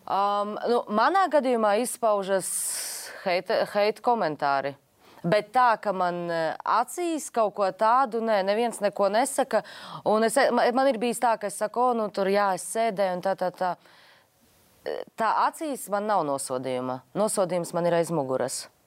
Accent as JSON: {"language": "Latvian", "region": "Latgale", "country": "Latvia", "said": "es esmu no Latgales."}